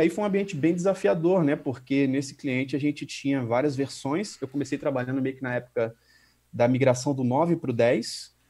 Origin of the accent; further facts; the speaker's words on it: Vila Velha, Espírito Santo, Brazil; also born or lived in Guarapari; eu sou natural de Guarapari, no Espírito Santo, de uma cidade praiana, então é, basicamente muito novo eu me mudei para Grande Vitória, né, Vila Velha, e morei lá a maior parte do tempo.